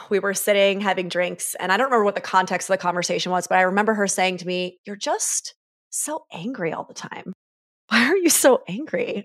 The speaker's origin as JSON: {"language": "English", "town": "Syracuse", "region": "New York", "country": "United States", "tie": "born or raised there", "moved": "as an adult", "said": "Grew up in upstate New York, mostly from, like, six years old on"}